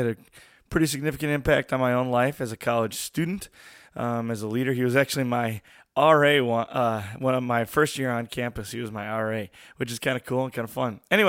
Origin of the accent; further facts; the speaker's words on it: Milwaukee, Wisconsin, United States; coming through, through Garden Homes and kind of growing up in Garden Homes, obviously growing up in the city of Milwaukee, kind of growing up in the hood.